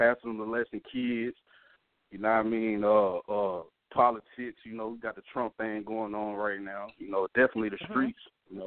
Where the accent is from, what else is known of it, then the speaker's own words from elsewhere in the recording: Memphis, Tennessee, United States; also born or lived in Europe; I'm originally from Memphis, Tennessee